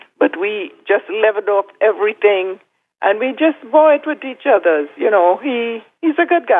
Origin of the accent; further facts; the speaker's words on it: Trinidad & Tobago; moved away as an adult; we were born and raised in Trinidad. And we migrated here, you know, like 54 years ago.